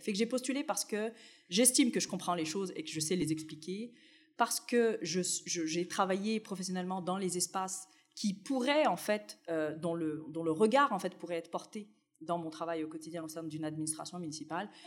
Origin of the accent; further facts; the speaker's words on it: Tunisia; now in Montreal, Canada; Moi, je suis née en Tunisie, j'ai connu le Maghreb dans mon enfance